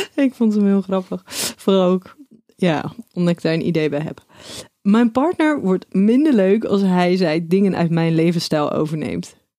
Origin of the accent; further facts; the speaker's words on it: Schiedam, South Holland, Netherlands; Ik ben kom uit Schiedam